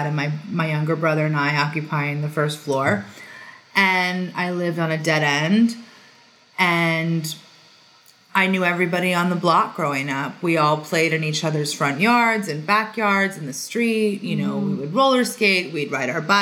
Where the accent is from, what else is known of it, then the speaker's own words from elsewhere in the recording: Long Island, New York, United States; I was born and raised on Long Island, New York